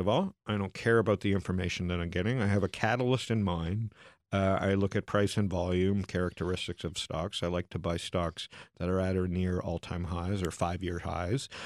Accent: Canada; also born or lived in Arizona, United States; now in United States; a Canadian in America

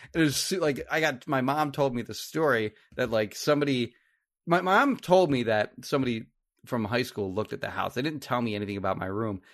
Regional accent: Marlton, New Jersey, United States; I grew up in Marlton and, uh, my parents sold their house in Marlton

